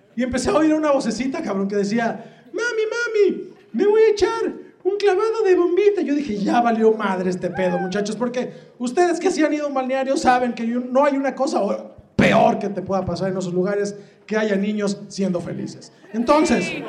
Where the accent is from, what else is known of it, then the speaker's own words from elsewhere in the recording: Guadalajara, Jalisco, Mexico; soy de Guadalajara, Jalisco